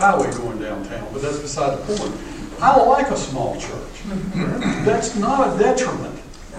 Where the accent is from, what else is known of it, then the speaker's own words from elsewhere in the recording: Charlotte, North Carolina, United States; now in Dunn, United States; I was born and raised in Charlotte, a large church. I live in Dunn, North Carolina, 10,000 people.